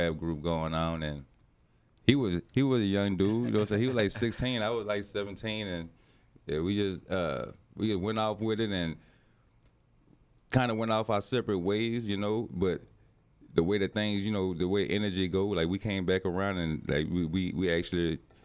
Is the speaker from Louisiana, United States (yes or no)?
yes; New Orleans, Louisiana, United States; I'm from New Orleans